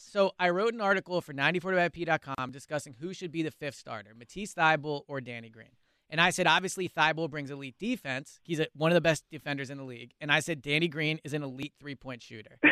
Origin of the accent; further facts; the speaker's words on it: Philadelphia, Pennsylvania, United States; growing up in the city watching basketball, like I grew up on Iverson